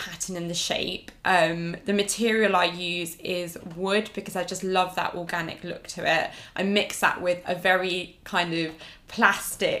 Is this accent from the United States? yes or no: no; United Kingdom; they migrated here and I was born here